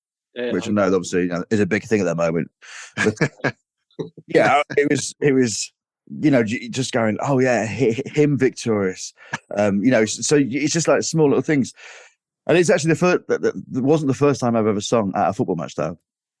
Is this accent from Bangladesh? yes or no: no; Grimsby, Yorkshire and the Humber, United Kingdom; So I grew up in Grimsby, and it was just my mum growing up.